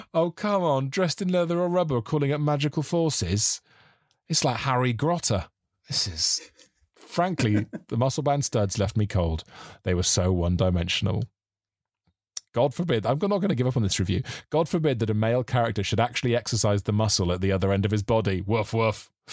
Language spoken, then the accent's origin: English; South Wales, United Kingdom; growing up in South Wales, living with my mum